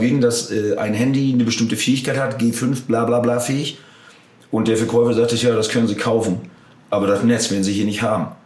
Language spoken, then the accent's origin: German; Germany; als Deutsche